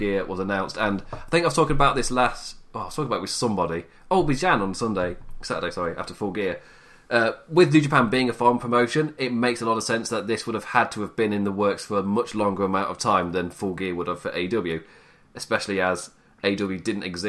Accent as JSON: {"language": "English", "region": "England", "country": "United Kingdom", "said": "me being English"}